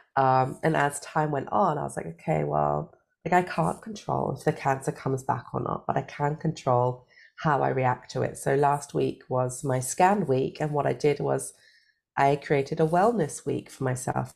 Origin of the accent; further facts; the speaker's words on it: United Kingdom; now in Germany; I am British, but I live in Germany